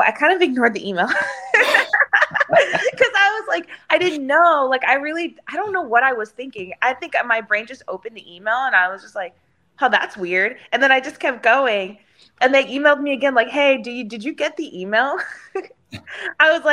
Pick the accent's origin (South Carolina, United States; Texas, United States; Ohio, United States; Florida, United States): Texas, United States; Houston; It's in downtown Houston, which is in my hometown